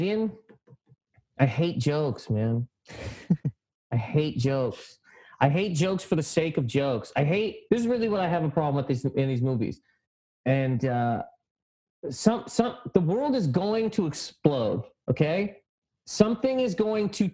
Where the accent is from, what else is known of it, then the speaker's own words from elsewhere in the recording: Halifax, Nova Scotia, Canada; now in New York, United States; I'm from Halifax, Nova Scotia, the east coast of Canada